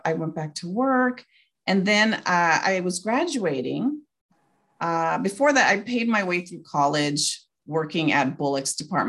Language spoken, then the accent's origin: English; Baldwin Park, California, United States; also born or lived in Bell, California; And I was born in Bell, California. And we moved when I was four to Baldwin Park, California, predominantly Hispanic community.